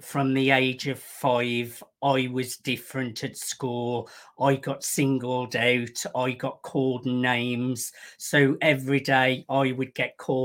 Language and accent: English; Birmingham, West Midlands, United Kingdom; I am from Birmingham in the United Kingdom